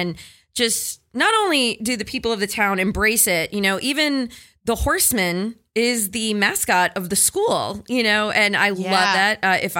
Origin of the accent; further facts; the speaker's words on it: Goshen, New York, United States; growing up in Goshen, New York, which is such a small town in Orange County, which is, what, 45 minutes from Westchester County.